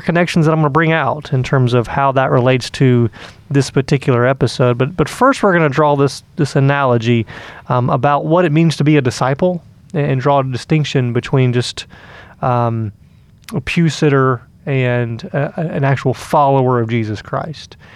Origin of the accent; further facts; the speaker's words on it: Atlanta, Georgia, United States; I grew up in Atlanta